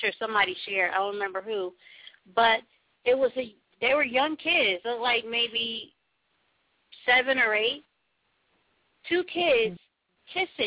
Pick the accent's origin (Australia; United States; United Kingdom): United States; Trenton, New Jersey; I was born in Trenton